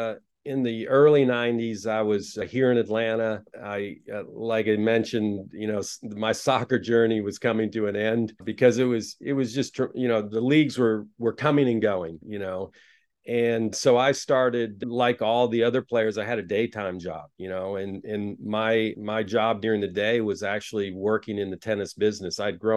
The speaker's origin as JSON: {"language": "English", "country": "Taiwan", "tie": "born or raised there", "also_born_or_lived": "United States", "moved": "yes", "said": "I grew up in a different country. I was born in the United States, but went to Taiwan when I was 2 years old. Of course, Taiwan's a lot in the news a lot right now for various reasons, but that's where I grew up."}